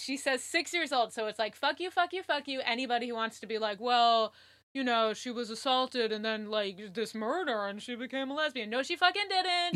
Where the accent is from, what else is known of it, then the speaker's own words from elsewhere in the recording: Connecticut, United States; I grew up in Connecticut